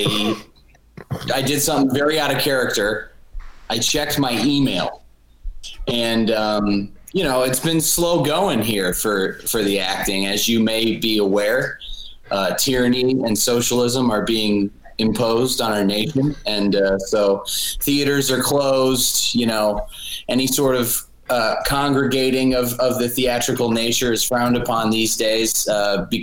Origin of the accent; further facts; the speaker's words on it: Buffalo, New York, United States; I am from Buffalo. Buffalo, New York